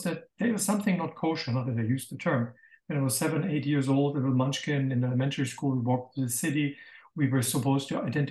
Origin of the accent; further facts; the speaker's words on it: Bamberg, Bavaria, Germany; moved away; also born or lived in Israel; I was born in Bamberg in 9th of May, 1958, 13 years and one day after the capitulation of Germany, and grew up in a beautiful town that is kind of fairy tale